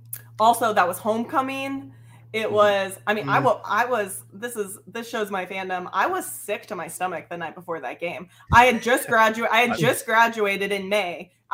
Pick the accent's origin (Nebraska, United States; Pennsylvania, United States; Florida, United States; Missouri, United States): Nebraska, United States; Omaha; moved away; I was born in Omaha. My family's up there.